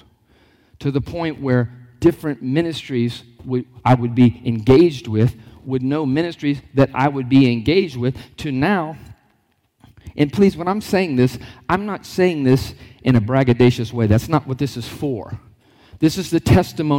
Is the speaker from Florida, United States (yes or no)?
yes; Lockhart, Florida, United States; born and raised in a small town called Lockhart